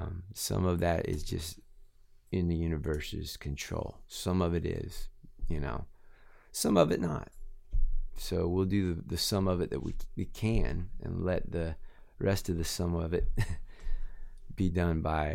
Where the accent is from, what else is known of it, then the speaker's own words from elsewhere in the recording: Inverness, Florida, United States; Well, I grew up in Inverness, Florida.